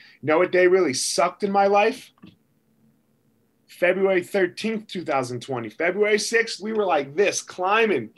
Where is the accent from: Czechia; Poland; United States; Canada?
United States; I was born in America